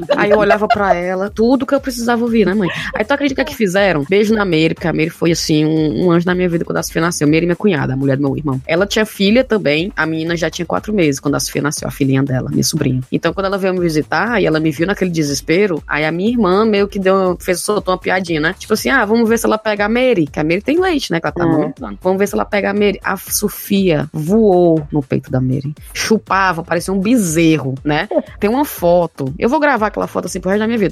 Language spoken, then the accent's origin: Portuguese; Brazil; moved away as an adult; quando eu saí do Brasil